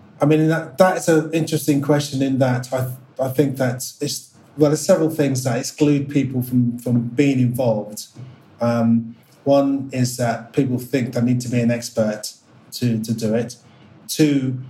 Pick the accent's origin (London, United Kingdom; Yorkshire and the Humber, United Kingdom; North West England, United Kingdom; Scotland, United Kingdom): London, United Kingdom; I was born in Northwest London